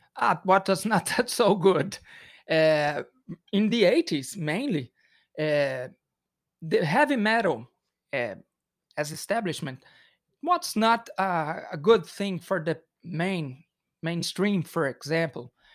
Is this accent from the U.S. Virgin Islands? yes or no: no; Belo Horizonte, Minas Gerais, Brazil; English is a second language; We are from Belo Horizonte